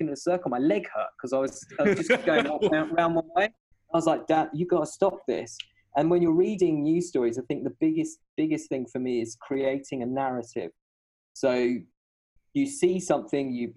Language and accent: English; Shoreham-by-Sea, South East England, United Kingdom; moved away as an adult; also born or lived in Brighton; now in Hangzhou, China; Brighton, where I'm from. And I'm trying to sound cool. I'm more from Shoreham. I was born in Brighton